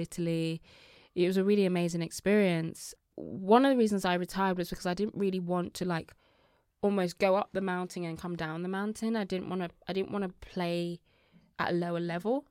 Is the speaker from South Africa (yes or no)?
no; Birmingham, West Midlands, United Kingdom; also born or lived in Nigeria; a young girl from Birmingham